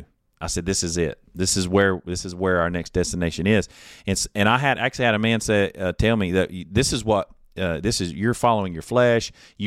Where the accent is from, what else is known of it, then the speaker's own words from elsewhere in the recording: Mount Holly, United States; I'm from Mount Holly.